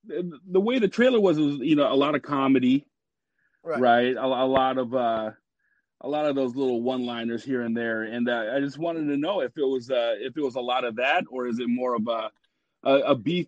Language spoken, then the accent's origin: English; Washington, United States; I'm from Washington State, so I'm here with my kids, and I have a 2-year-old.